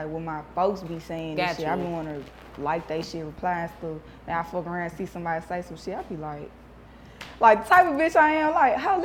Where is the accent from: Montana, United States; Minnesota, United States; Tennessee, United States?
Tennessee, United States; Memphis; growing up in Memphis